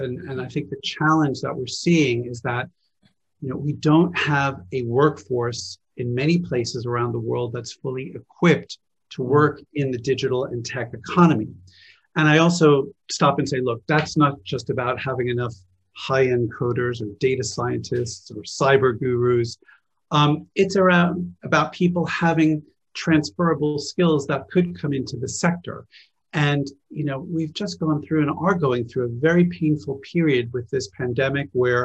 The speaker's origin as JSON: {"language": "English", "town": "Phoenix", "region": "Arizona", "country": "United States", "tie": "born or raised there", "moved": "as an adult", "lives_now": "London, United Kingdom", "said": "I was born in the US. I grew up in Phoenix, Arizona"}